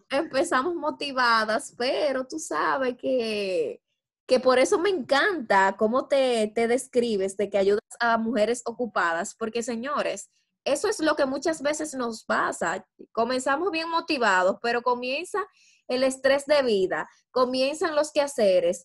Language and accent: Spanish; Dominican Republic; como buenas dominicanas que somos